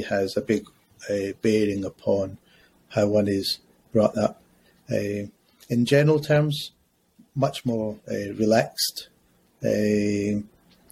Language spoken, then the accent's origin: English; Glasgow, Scotland, United Kingdom; moved away as an adult; now in London, United Kingdom; I grew up in Scotland. I grew up in Glasgow.